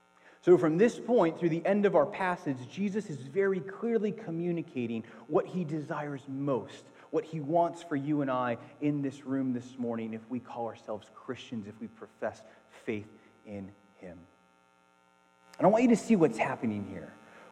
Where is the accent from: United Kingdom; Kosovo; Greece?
Greece; Athens, Attica; No, seriously, I was born in Athens, Greece. My mom is Greek, and I spent the first part of my life in Greece.